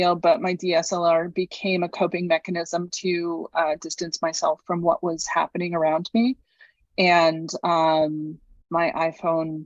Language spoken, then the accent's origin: English; New Hampshire, United States; also born or lived in Houston; now in Mississippi, United States; I grew up in New Hampshire